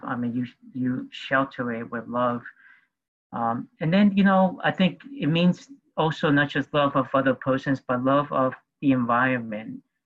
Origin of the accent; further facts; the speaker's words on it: New York City, New York, United States; also born or lived in Peru; I grew up in New York City